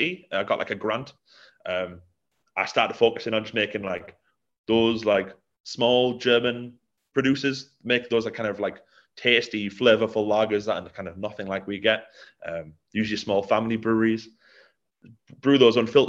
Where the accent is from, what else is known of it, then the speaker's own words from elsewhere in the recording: Middlesbrough, North East England, United Kingdom; I'm from Middlesbrough